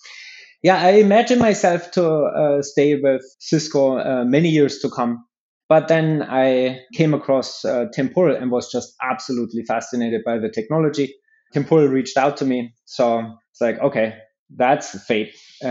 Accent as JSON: {"language": "English", "country": "Germany", "tie": "born or raised there", "also_born_or_lived": "Palo Alto, California, United States", "moved": "as an adult", "lives_now": "United States", "said": "I grew up in Germany"}